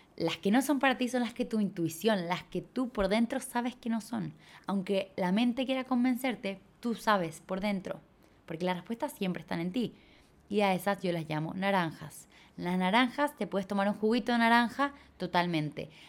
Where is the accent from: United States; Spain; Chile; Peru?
Chile; moved away as an adult; also born or lived in Bali; cuando me fui de Chile